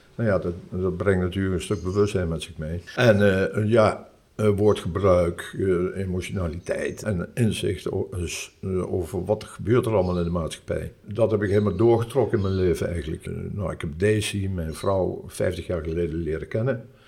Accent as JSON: {"language": "Dutch", "town": "Nijmegen", "region": "Gelderland", "country": "Netherlands", "tie": "born or raised there", "moved": "as an adult", "lives_now": "Curaçao", "said": "ik ben Nijmegenaar."}